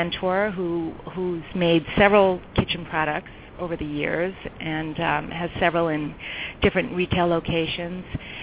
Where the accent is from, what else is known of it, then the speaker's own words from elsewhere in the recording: New York, United States; also born or lived in California; now in Chicago, United States; I was born and raised in New York. But Chicago now feels like home to me because I've been here for over 20 years